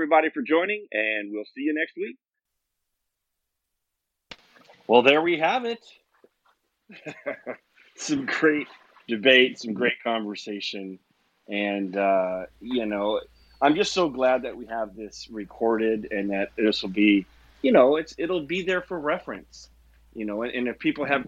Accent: Omaha, Nebraska, United States; growing up in Omaha, Nebraska

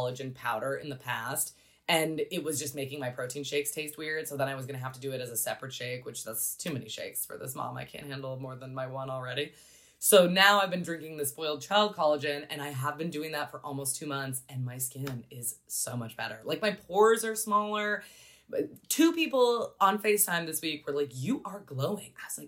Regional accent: Pacific Northwest, United States; I was raised in the Pacific Northwest.

